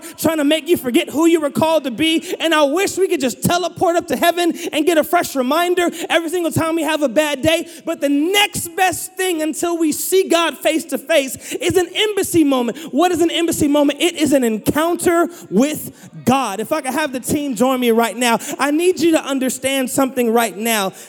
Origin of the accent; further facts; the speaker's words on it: United States; I am an American citizen because I was born there